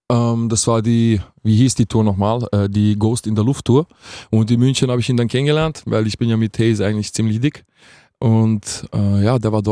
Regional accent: Vienna, Austria; Ich bin aus Wien. Ich bin aus Wien, ähm, 26.

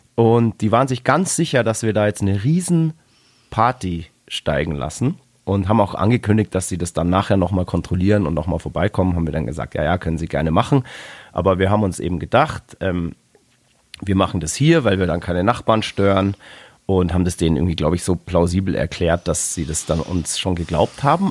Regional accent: Bavaria, Germany; Wir kommen aus Bayern

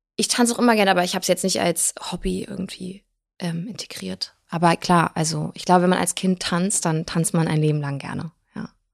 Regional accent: Germany; also born or lived in Blagoveshchensk, Russia; wenn man in einem, in einem Land aufwächst, in Deutschland, und aber komplett sowjetisch sozialisierte Eltern hat

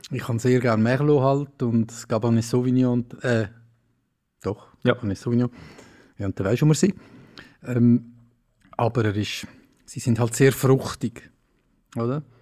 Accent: Zurich, Switzerland; Also gerade, ich komme der Region, aus der Region Zürichsee, so. Ich lebe noch.

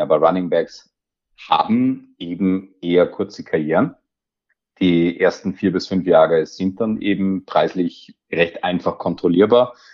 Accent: Austria; mich als gebürtigen Österreicher

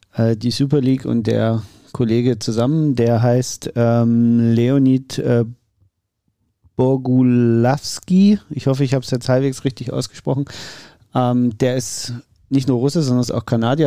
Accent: Saxony, Germany; als Sachse

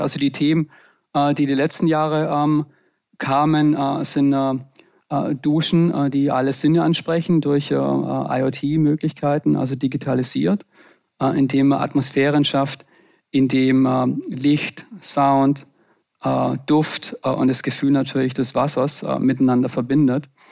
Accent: Pfalzgrafenweiler, Baden-Württemberg, Germany; also born or lived in Freudenstadt; bin ich im Schwarzwald geboren und aufgewachsen

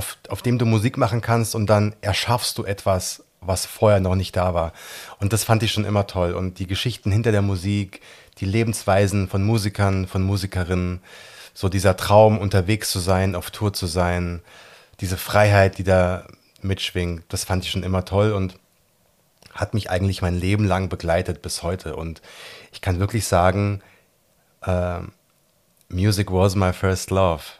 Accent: Gießen, Hesse, Germany; Ich bin in Gießen geboren, bin in Gießen zur Schule gegangen, habe in Gießen mein Abi gemacht. Ich bin ein echter Mittelhesse

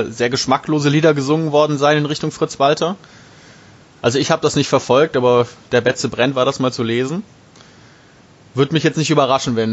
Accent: Neustadt, Germany; Ich komme ja aus Neustadt

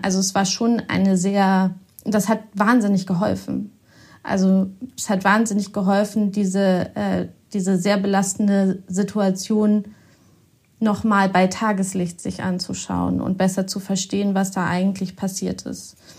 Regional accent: Osnabrück, Lower Saxony, Germany; moved away as an adult; also born or lived in Bielefeld; now in Hamburg, Germany; ich bin ganz in der Nähe von Bielefeld aufgewachsen, in Osnabrück.

